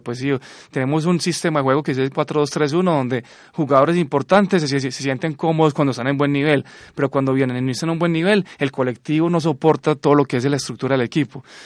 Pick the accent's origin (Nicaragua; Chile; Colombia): Colombia; obviamente soy colombiano